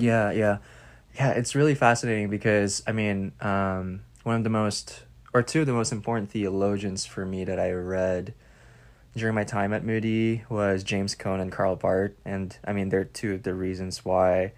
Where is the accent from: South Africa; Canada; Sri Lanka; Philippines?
Philippines; moved away as an adult; now in United States; as a Filipino migrant in the U S